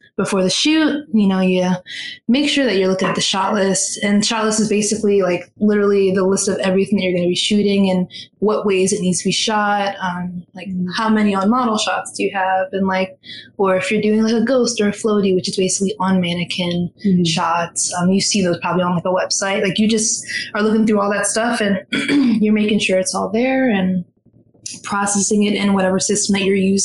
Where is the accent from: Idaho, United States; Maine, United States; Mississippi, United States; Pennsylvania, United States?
Pennsylvania, United States; Philadelphia; moved away as an adult; now in New York, United States; I was born and raised in West Philadelphia.